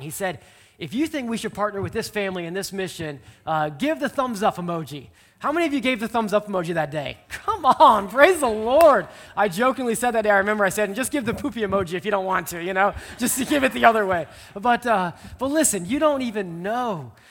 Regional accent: just south of Omaha, Nebraska, United States; moved away; I grew up there just south of Omaha

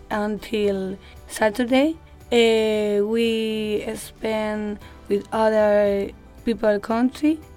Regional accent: Spain

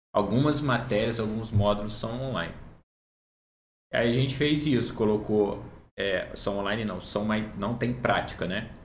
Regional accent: Barra Mansa, Rio de Janeiro, Brazil; Eu sou natural de Barra Mansa

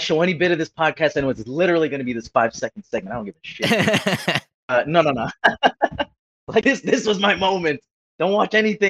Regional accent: Antelope Valley, Los Angeles County, California, United States; I came from the Antelope Valley, the like ass crack of Los Angeles County.

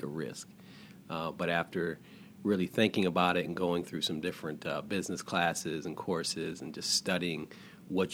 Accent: Detroit, Michigan, United States; growing up in Detroit

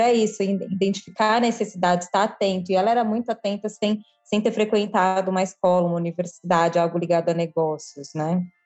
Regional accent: São Paulo, Brazil; eu sou de São Paulo

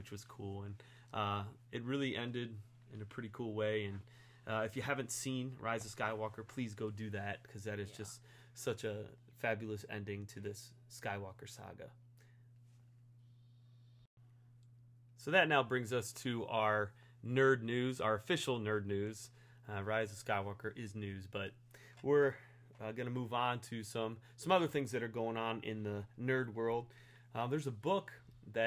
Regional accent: Stow, Ohio, United States; my hometown in Stowe

